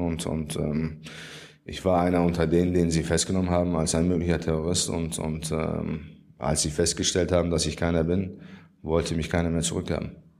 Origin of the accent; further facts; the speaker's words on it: Germany; Ich bin in Deutschland geboren und habe immer in Deutschland gelebt